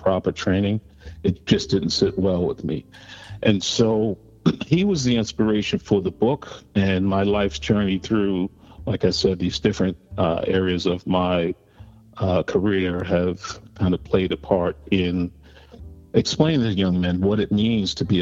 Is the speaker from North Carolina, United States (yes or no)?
no; New York City, New York, United States; I grew up in Harlem, New York, and spent most of my time in the city of New York growing up as a young kid running the streets